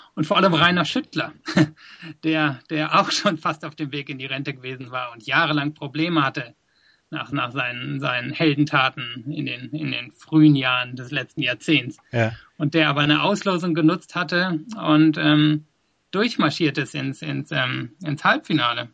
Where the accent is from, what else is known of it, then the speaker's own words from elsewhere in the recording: Germany; moved away as an adult; also born or lived in South Africa; now in London, United Kingdom; ich bin in Deutschland aufgewachsen bis nach der Schule